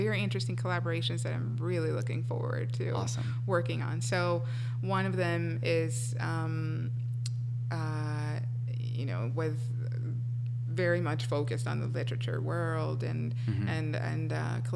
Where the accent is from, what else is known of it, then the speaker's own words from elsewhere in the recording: Colombia; English is a second language; moved away; Colombia, and it being my home country